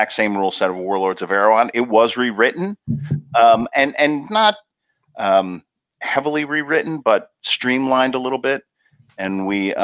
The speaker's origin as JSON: {"language": "English", "region": "Pennsylvania", "country": "United States", "tie": "born or raised there", "moved": "yes", "lives_now": "New Jersey, United States", "said": "I grew up in Pennsylvania"}